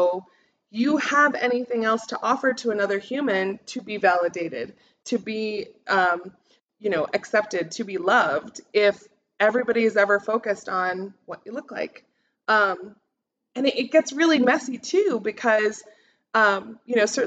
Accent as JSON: {"language": "English", "country": "United States", "said": "I stand out as an American"}